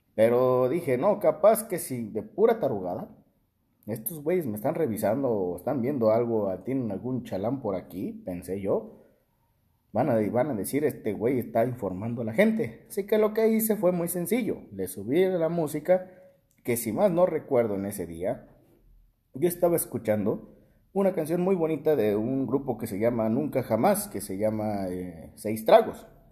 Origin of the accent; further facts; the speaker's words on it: Tacámbaro, Michoacán, Mexico; moved away; mi ciudad natal, Tacámbaro